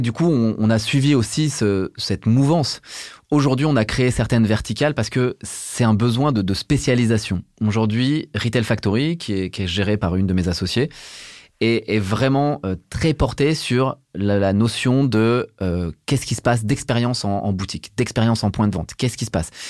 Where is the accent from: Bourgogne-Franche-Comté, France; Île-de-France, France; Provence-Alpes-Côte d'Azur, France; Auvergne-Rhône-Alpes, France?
Bourgogne-Franche-Comté, France; Burgundy; Je viens de Bourgogne, je suis un enfant des années 80 élevé en Bourgogne